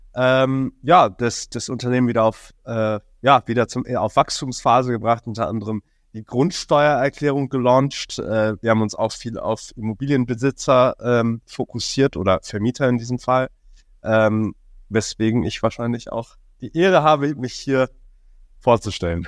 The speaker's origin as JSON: {"language": "German", "country": "Hong Kong", "tie": "born or raised there", "moved": "as an adult", "lives_now": "Berlin, Germany", "said": "geboren und aufgewachsen in Hongkong"}